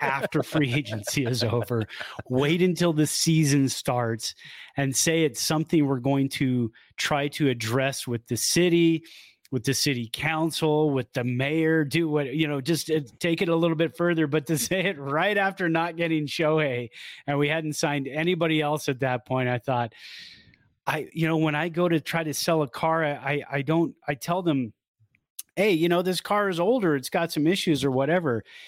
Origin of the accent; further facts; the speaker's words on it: South Bay, California, United States; moved away; I grew up in the South Bay